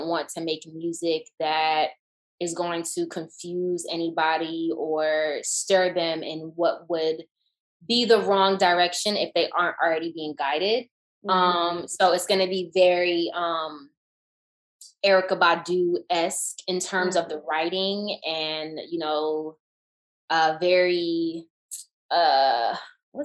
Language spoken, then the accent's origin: English; Atlanta, Georgia, United States; moved away as an adult; growing up in Atlanta when … was becoming and became